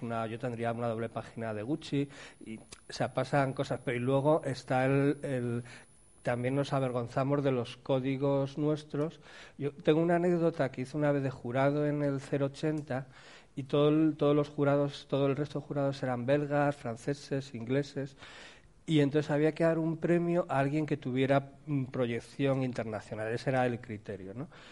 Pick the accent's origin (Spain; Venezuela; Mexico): Spain; cuando somos españoles